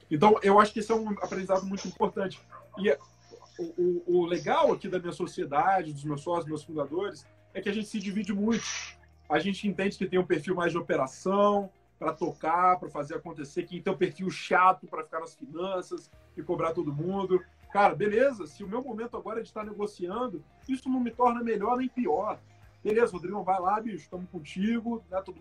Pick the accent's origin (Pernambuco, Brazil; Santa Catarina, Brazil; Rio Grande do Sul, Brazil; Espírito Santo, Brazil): Espírito Santo, Brazil; Guarapari; born there; Mas eu nasci em Guarapari, meus pais moram lá até hoje.